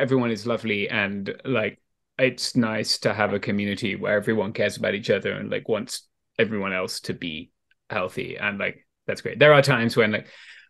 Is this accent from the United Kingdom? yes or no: yes; England, United Kingdom; Like I'm a guy from England. Like it was different where I grew up.